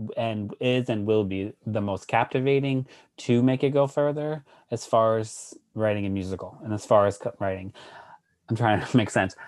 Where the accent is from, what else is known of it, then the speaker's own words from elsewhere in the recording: Worcester, Massachusetts, United States; moved away as an adult; also born or lived in New York City; I'm from Worcester. I was born and raised, and I left at eighteen, and I haven't been back